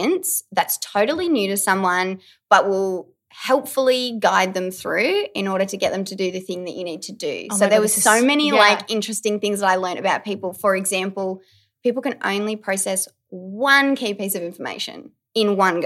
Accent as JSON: {"language": "English", "town": "Deniliquin", "region": "New South Wales", "country": "Australia", "tie": "born or raised there", "moved": "yes", "lives_now": "Melbourne, Australia", "said": "I grew up in the country. I'm from Deniliquin"}